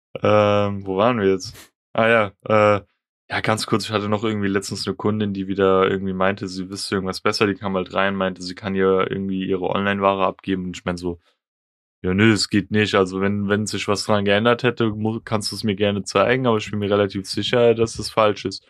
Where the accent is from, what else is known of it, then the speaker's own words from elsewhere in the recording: Germany; ich bin Deutscher, ich bin in Deutschland geboren